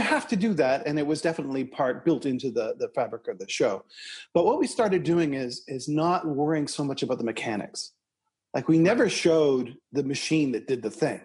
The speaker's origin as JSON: {"language": "English", "town": "Toronto", "region": "Ontario", "country": "Canada", "tie": "born or raised there", "said": "Eric and I grew up in Scarborough, Ontario, Canada, together, about six or eight blocks away from each other"}